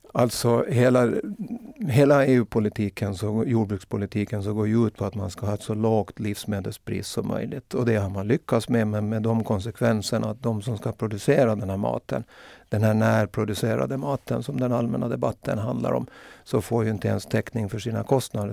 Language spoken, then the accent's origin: Swedish; Åland Islands; jag är nog ålänning